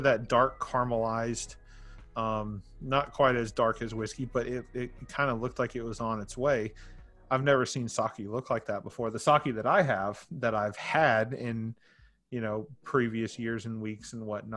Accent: Nashville, Tennessee, United States; now in Murfreesboro, United States; I come from Nashville area, and now I live out in Murfreesboro with my family

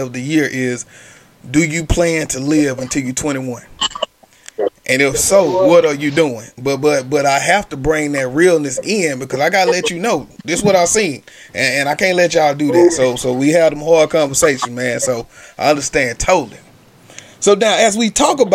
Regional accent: Shreveport, Louisiana, United States; I'm from Shreveport, Louisiana

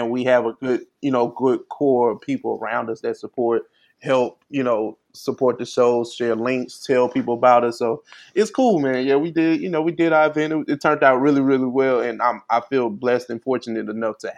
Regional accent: St. Louis, Missouri, United States; You you you identify me as a Southerner, and I'm from I'm from St. Louis.

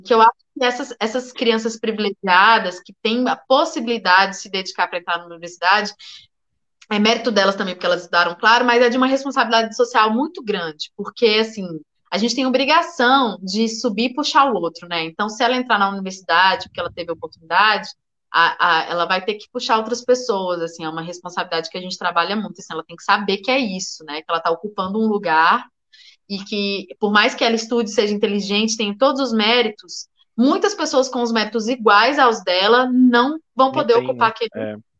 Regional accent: Brasília, Federal District, Brazil; also born or lived in Goiânia, Goiás; eu nasci em Goiânia, mas vim para Brasília muito cedo. Nunca morei no plano piloto

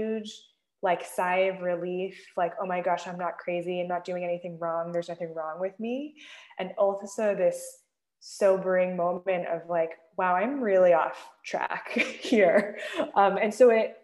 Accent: the Bay Area, California, United States; I grew up in the Bay Area

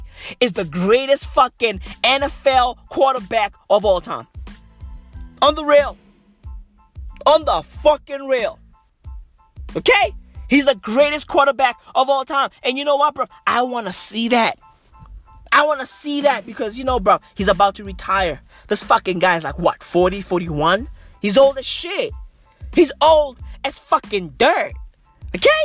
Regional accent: South Africa; I'm South African, bruv. Legit, as a matter of fact, I'm recording this live from South Africa

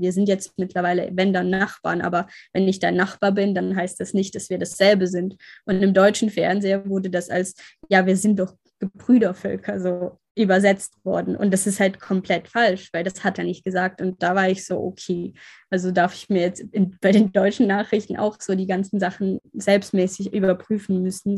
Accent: Ukraine; now in Germany; die Stadt halt, wo ich aufgewachsen bin

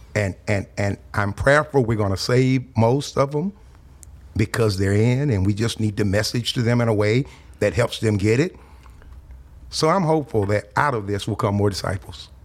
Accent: South Louisiana, United States; now in Texas, United States; I grew up in South Louisiana during the late sixties and early seventies.

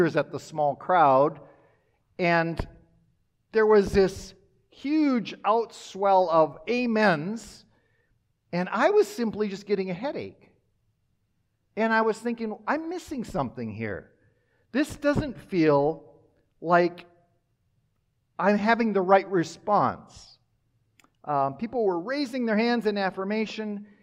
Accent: Minnesota and Wisconsin, Midwest, United States; now in Wichita, United States; I grew up in a parsonage in Minnesota and Wisconsin.

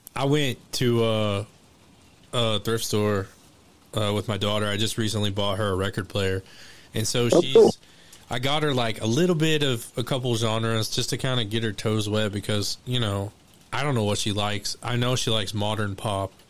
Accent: Elmore City, Oklahoma, United States; moved away; I'm from Elmore City

